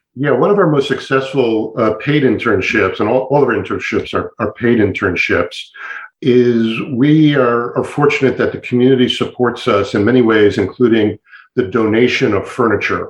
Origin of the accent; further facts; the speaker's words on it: Montgomery County, Maryland, United States; I had the privilege of growing up in Montgomery County